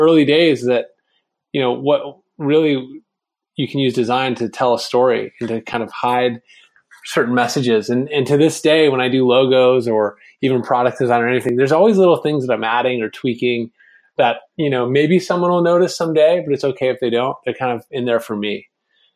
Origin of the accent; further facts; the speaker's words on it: Vienna, Virginia, United States; the town I grew up in Vienna, Virginia